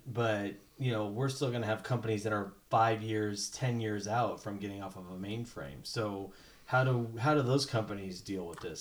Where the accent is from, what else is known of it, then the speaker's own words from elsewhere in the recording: Colorado, United States; I'm from Colorado